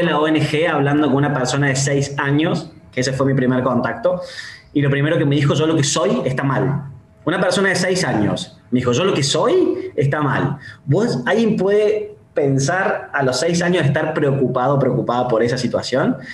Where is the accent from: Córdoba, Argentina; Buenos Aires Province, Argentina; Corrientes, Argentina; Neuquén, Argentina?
Córdoba, Argentina; Yo soy directivo y soy de Córdoba